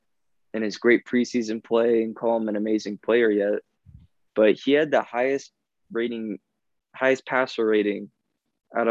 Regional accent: Logan, Utah, United States; I'm from Logan

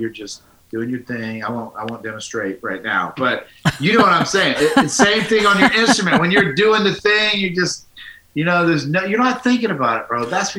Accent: United States; I'm still an American dude.

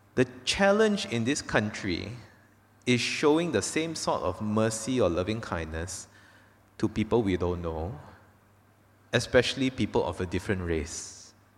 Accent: Malaysia; first language English; I was born here. I grew up here in Kerala, not, not in Penang.

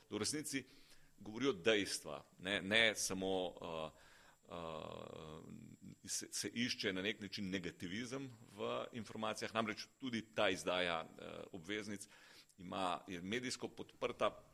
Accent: Slovenia

